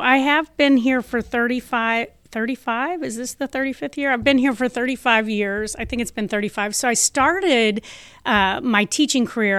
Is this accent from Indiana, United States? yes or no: yes; Clarksville, Indiana, United States; I grew up in Clarksville, Indiana, so we were in the Archdiocese of Indianapolis